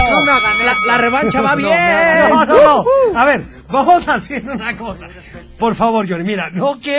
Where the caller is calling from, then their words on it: Guadalajara, Jalisco, Mexico; Hola, soy … de Guadalajara.